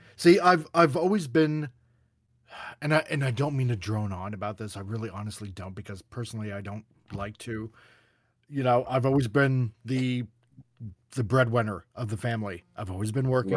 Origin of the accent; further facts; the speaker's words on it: Canada; I'm Canadian